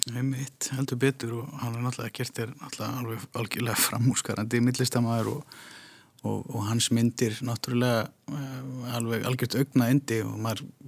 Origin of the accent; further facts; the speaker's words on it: Iceland; við séum það bara yfir höfuð sem Íslendingar